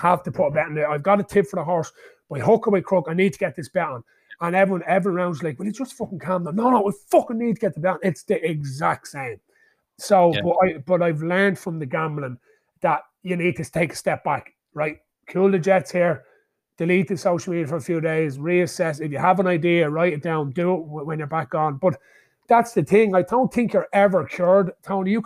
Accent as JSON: {"language": "English", "country": "Ireland", "tie": "born or raised there"}